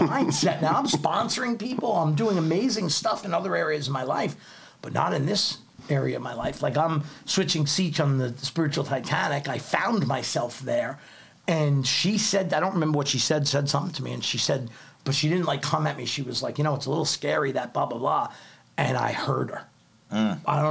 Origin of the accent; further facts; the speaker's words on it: New York City, New York, United States; moved away as an adult; also born or lived in Wyckoff, New Jersey; I'm a kid from Staten Island.